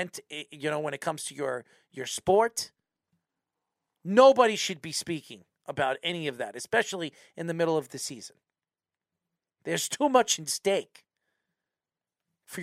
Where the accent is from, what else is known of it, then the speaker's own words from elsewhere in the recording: United States; as an American